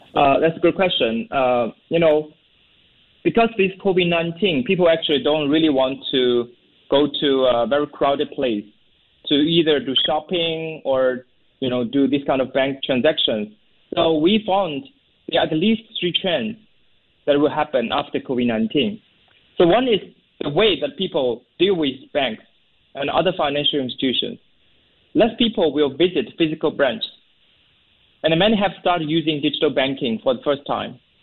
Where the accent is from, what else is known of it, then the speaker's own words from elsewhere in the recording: China; also born or lived in Seattle, United States; now in Singapore; I'm based in Singapore. Originally, I'm from China, but I moved to Singapore.